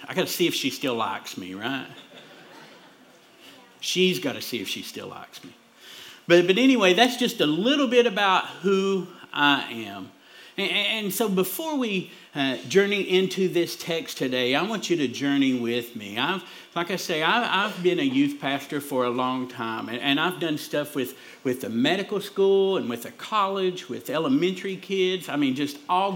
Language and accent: English; Pikeville, United States; I'm from Pikeville, or we say Pikeville, right? But I'm from up there, me and my wife